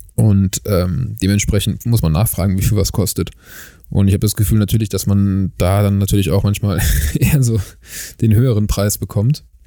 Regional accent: Germany; now in South Africa; dass ich halt nicht aus Südafrika bin, äh, wenn ich halt anfange, halt ein bisschen länger zu sprechen, weil man meinen Akzent natürlich trotzdem irgendwie noch raushört

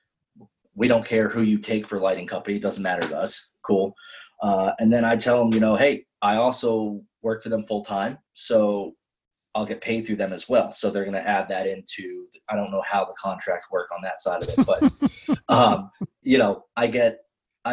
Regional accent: New Hampshire, United States; I'm from New Hampshire

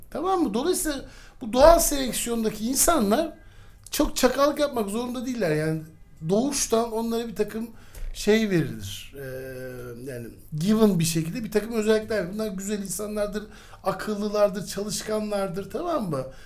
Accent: Istanbul, Turkey; 1977'de ee, İstanbul'da Zeynep Kamil Hastanesi'nde doğdum

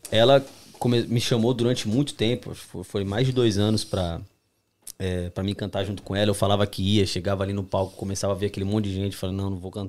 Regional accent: São Paulo, Brazil; Eu não, eu nunca conheço Minas, né? Eu nunca saí de São Paulo. Sou de São Paulo, capital, uhum.

